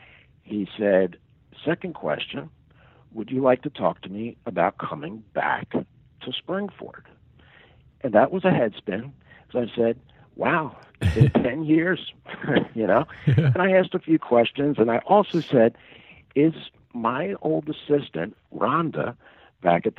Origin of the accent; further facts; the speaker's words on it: Philadelphia, Pennsylvania, United States; also born or lived in Collegeville, Pennsylvania; I grew up in Northeast Philadelphia. I've lived in Collegeville, Pennsylvania for over 40 years.